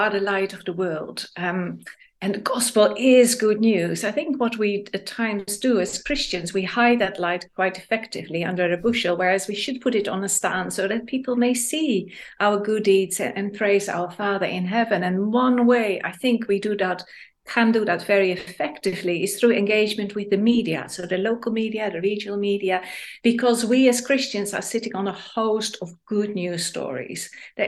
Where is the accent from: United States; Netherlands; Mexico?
Netherlands; now in Manchester, United Kingdom; I'm raised in Holland